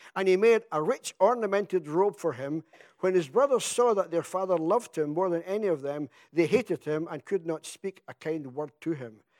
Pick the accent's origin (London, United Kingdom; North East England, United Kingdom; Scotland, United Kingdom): Scotland, United Kingdom; now in England; I come from Scotland